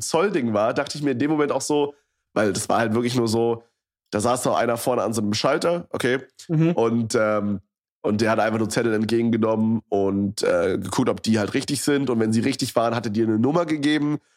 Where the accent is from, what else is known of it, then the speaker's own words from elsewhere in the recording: Berlin area, Germany; ich hier schon mein komplettes Leben lebe quasi. Also ich meine, ich habe nicht schon immer in Berlin direkt drin gewohnt